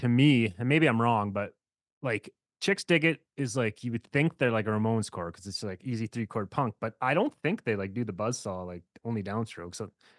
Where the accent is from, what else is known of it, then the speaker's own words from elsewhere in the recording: Saskatchewan, Canada; So I never grew up actually in Alberta. I grew up in Saskatchewan.